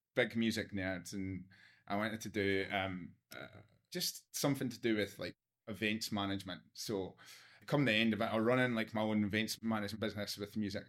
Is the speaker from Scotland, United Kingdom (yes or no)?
yes; Glenrothes, Scotland, United Kingdom; moved away as an adult; also born or lived in Perth, Australia; now in Fremantle, Australia; where I grew up in Scotland was, was quite, um, um, it was a town. It's near, near Edinburgh and Dundee, sits in the middle. It's in a place called Fife, called Glen Arthas.